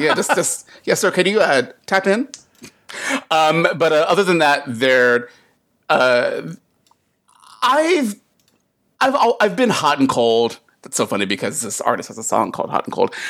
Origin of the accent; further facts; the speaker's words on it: United States; also born or lived in North Carolina / South Carolina; as a kid growing up in Sou-, in, like, North and South Carolina